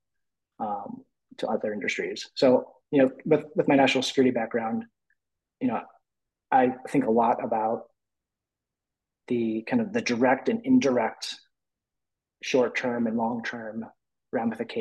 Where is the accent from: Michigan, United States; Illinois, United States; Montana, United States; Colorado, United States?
Michigan, United States; Detroit; I grew up in the Detroit area